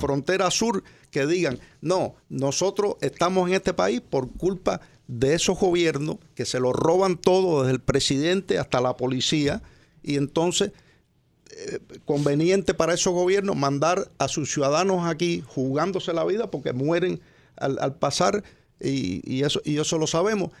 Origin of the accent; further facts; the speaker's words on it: Cuba; now in United States; en mi país, Cuba